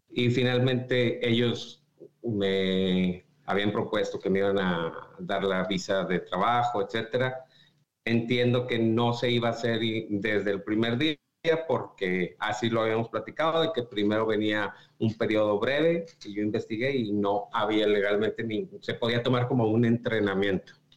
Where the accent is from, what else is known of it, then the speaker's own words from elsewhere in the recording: Saltillo, Coahuila, Mexico; moved away as an adult; now in United States; Yo soy de Saltillo